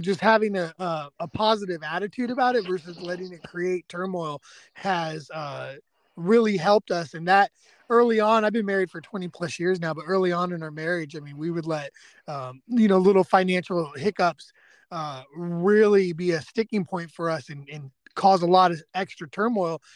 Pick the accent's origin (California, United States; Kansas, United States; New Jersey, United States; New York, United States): California, United States; moved away as an adult; now in East Texas, United States; especially growing up in California